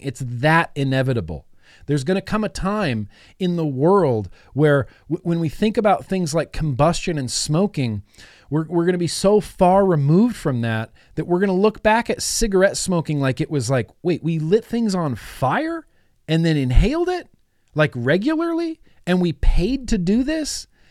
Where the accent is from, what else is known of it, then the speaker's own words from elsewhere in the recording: United States; I'm an American.